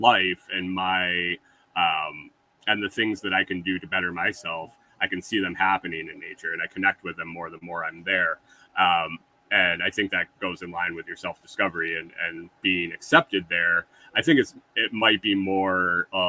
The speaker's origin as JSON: {"language": "English", "region": "Western New York", "country": "United States", "tie": "born or raised there", "also_born_or_lived": "Minnesota", "moved": "as an adult", "said": "I grew up in Western New York and moved to Minnesota in when I was 24. And then I moved out of Minnesota when I was 45."}